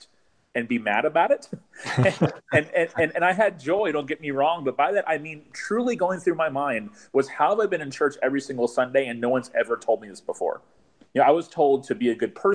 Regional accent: Tallahassee, Florida, United States; I'm pastoring in my hometown, Tallahassee, Florida, like where I grew up.

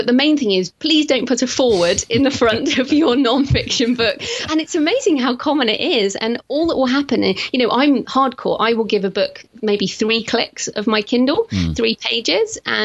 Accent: United Kingdom; accent: British; being British

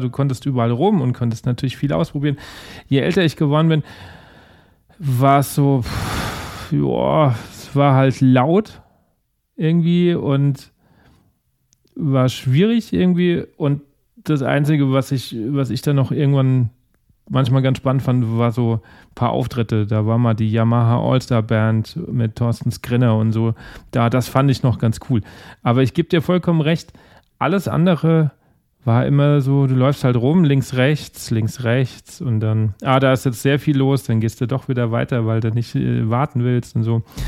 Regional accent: Aschaffenburg, Bavaria, Germany; ich bin jetzt ursprünglich aus Aschaffenburg, das ist ja schon wieder, der Bayer würde sagen, nicht mehr Bayern.

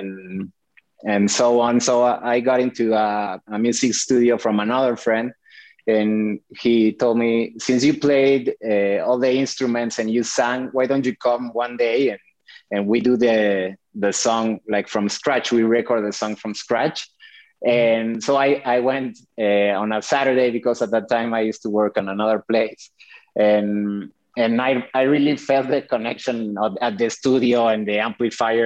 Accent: Mexico City, Mexico; I was born and raised in Mexico City.

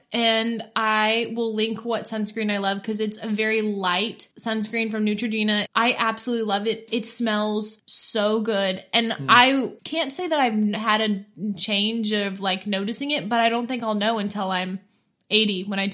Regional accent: Missouri, United States; I'm from Missouri, I grew up 30 minutes outside of the University of Missouri

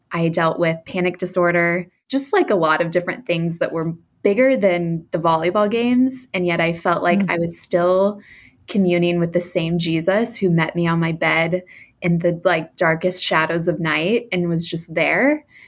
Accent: Texas, United States; now in New York, United States; I was raised in the South in a Christian family, specifically in Texas

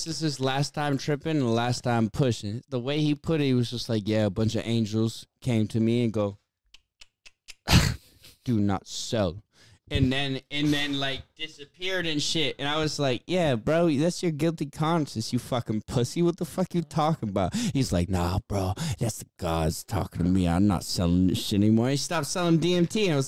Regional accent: Worcester, Massachusetts, United States; I get the hate on …, but I'm from Worcester.

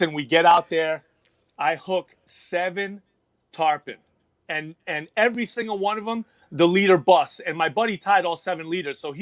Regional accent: New York City, New York, United States; now in Texas, United States; I was born and raised in the Bronx, New York, New York City.

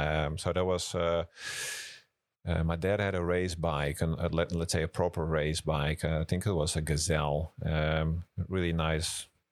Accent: Amsterdam, North Holland, Netherlands; So I grew up in Amsterdam, the capital of the Netherlands. So I'm really a city boy. And when I met my wife, I moved down south to Brabant

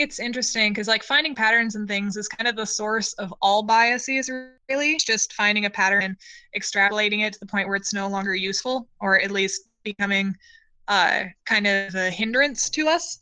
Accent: Western Washington, United States; I grew up in Western Washington

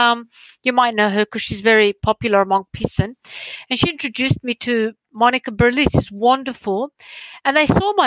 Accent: Sydney, New South Wales, Australia; moved away as an adult; also born or lived in southern Greece; now in Greece; I'm Australian, okay? So I was born and raised in Australia, did my studies there, moved to Greece

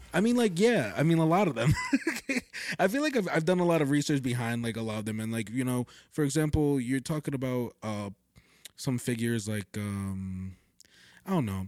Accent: Totowa, New Jersey, United States; born or raised there

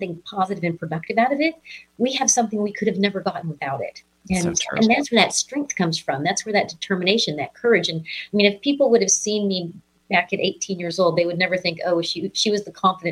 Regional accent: Missouri, United States; I'm from the Show Me State. I'm from Missouri

